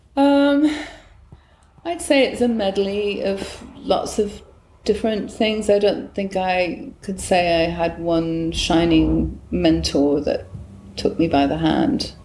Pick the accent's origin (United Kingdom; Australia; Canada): United Kingdom; Newcastle upon Tyne, North East England; moved away as an adult; also born or lived in Bristol; now in United States; I was born on June the 6th, 1958, in northern England, in a little, what's the word, uh, part of Newcastle on Tyne, uh, uh, an area called Gosforth.